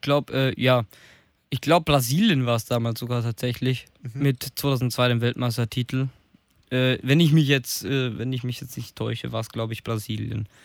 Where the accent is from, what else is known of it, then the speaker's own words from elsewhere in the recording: Germany; Bei uns in Deutschland